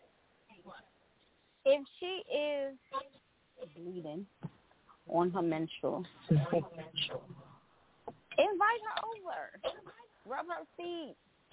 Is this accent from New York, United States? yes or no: yes; New York City, New York, United States; I grew up in the Bronx